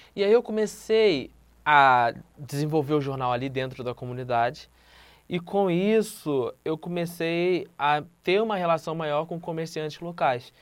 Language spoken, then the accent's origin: Portuguese; Rio de Janeiro, Brazil; Eu venho do Morro do Adeus, no complexo do Alemão